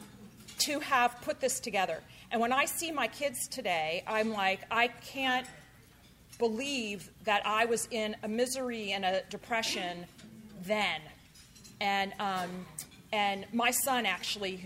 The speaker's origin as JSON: {"language": "English", "region": "New Jersey", "country": "United States", "tie": "born or raised there", "moved": "yes", "lives_now": "Palo Alto, United States", "said": "I grew up in New Jersey"}